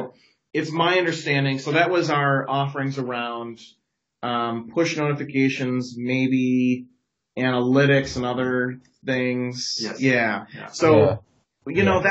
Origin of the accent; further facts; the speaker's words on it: Chicago, Illinois, United States; also born or lived in Seattle; now in Madison, United States; I'm originally from the Chicago area